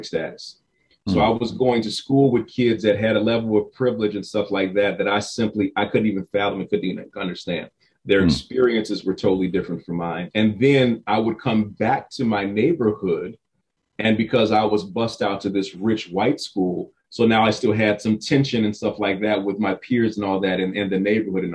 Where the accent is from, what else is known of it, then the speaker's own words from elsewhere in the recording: Chicago, Illinois, United States; now in West Palm Beach, United States; I grew up in South Side of Chicago, fairly rough neighborhoods on the South Side of Chicago